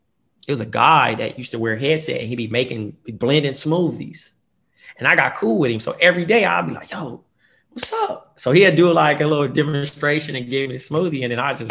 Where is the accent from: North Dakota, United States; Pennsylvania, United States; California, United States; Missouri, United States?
California, United States; Compton; also born or lived in Fresno; I'm coming from Compton